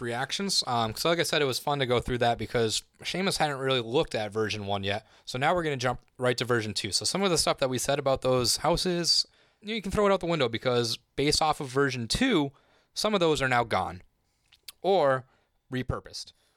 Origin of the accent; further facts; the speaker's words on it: Massachusetts, United States; moved away; I'm from Massachusetts originally